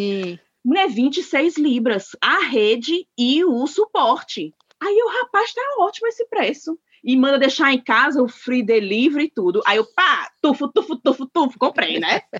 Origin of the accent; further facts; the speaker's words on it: Ceará, Brazil; nós, como cearenses, nós conhecemos uma rede boa.